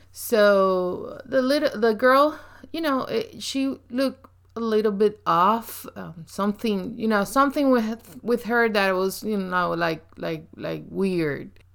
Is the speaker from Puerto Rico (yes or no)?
yes; Puerto Rico; accent: very strong accent; English is a second language; I grew up in Puerto Rico